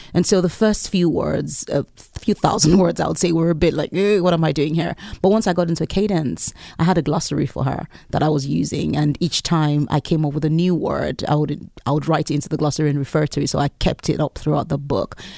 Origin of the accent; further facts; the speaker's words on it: Lagos, Nigeria; moved away as an adult; I lived in Lagos. I was born in Lagos in Nigeria, and I lived there for close to 20 years. And growing up, I lived in a neighborhood